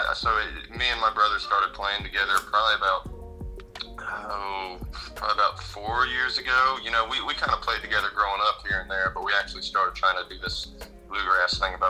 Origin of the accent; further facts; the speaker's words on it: Blue Ridge, northern Greenville County, South Carolina, United States; We grew up in Blue Ridge, like northern Greenville County, me and my brother